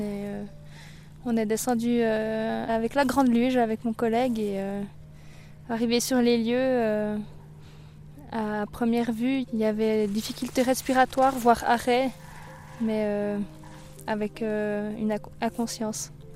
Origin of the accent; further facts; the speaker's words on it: Bernese Jura, Switzerland; moved away; also born or lived in Valais; j'ai grandi dans le Jura bernois